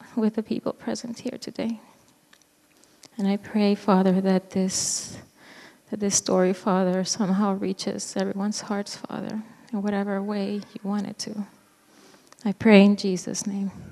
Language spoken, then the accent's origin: English; Venezuela; moved away; I am originally from Venezuela, South America